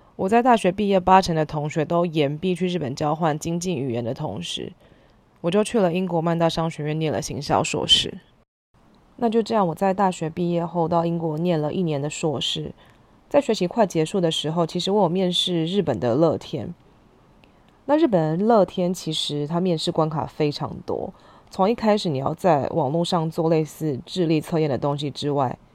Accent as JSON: {"language": "Chinese", "region": "Hsinchu", "country": "Taiwan", "tie": "born or raised there", "also_born_or_lived": "Taipei", "moved": "as an adult", "said": "虽然出生在台北，但我在新竹住了十年，大学的时候搬回来念书"}